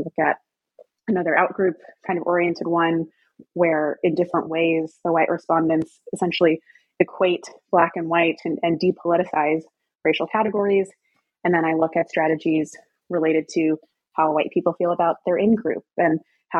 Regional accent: the South, United States; I'm from the South, I'm very familiar with the area

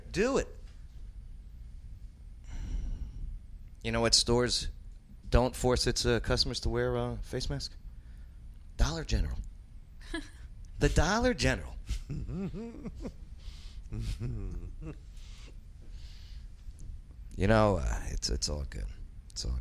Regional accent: New Jersey, United States; accent: New York; moved away as an adult; also born or lived in Nyack, New York; now in Clarksville, United States; I'm a Jersey born, New York lived

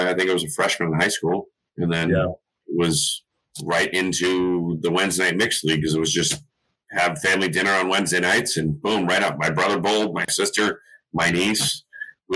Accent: Natick, Massachusetts, United States; I grew up in Natick.

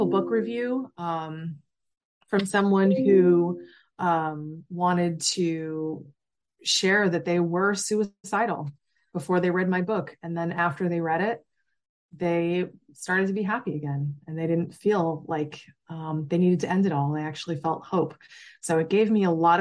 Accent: Massachusetts, United States; I grew up in Massachusetts

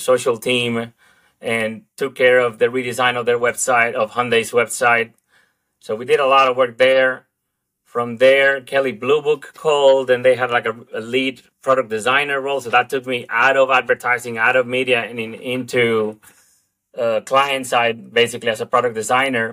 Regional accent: Dominican Republic; English is a second language; moved away as an adult; also born or lived in Australia; now in United States; I come from the Dominican Republic originally. And after finishing art school over there, I quickly started working in the ad industry locally

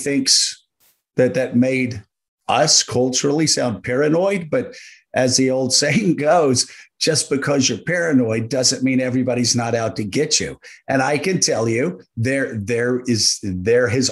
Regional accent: Deep South, United States; I grew up in the Deep South.

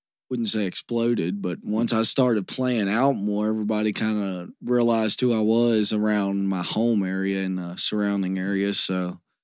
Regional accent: Union, West Virginia, United States; I come from like a really rural part of West Virginia. My hometown only has about 400 people.

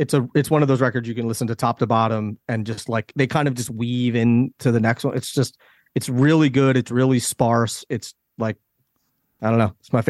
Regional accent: Philadelphia, Pennsylvania, United States; So I'm from Philly.

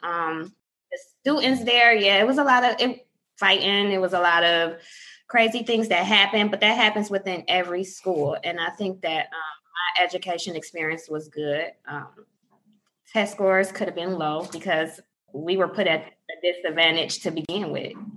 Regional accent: Inkster, Michigan, United States; also born or lived in Detroit, Michigan / Taylor, Michigan; I was born in Detroit, Michigan. I grew up west of Detroit, uh, down anywhere from Taylor to Inkster area.

